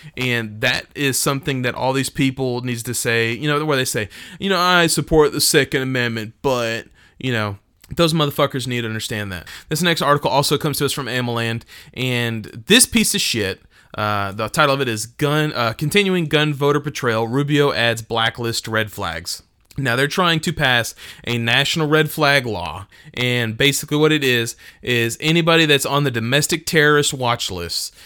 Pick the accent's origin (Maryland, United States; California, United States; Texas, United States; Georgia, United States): Texas, United States; I'm from Texas.